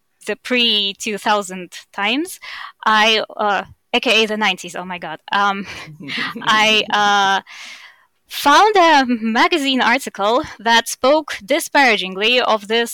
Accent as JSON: {"language": "English", "country": "Estonia", "tie": "born or raised there", "accent": "Russian", "moved": "yes", "lives_now": "Germany", "said": "I grew up in Estonia, which has a 20% Russian population"}